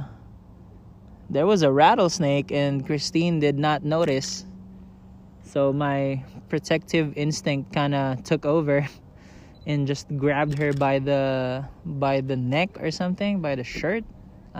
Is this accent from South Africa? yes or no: no; Manila, Metro Manila, Philippines; now in San Diego, United States; I grew up in Manila, so I was a city boy through and through